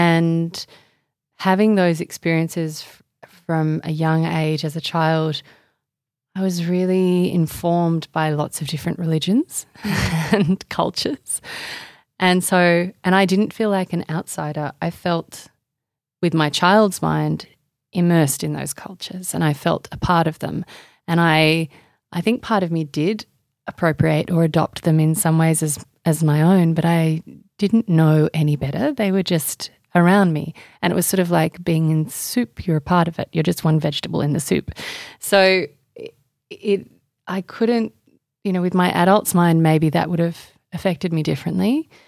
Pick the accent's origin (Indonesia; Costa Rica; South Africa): Indonesia; now in Australia; So I grew up in Indonesia largely until I was 13.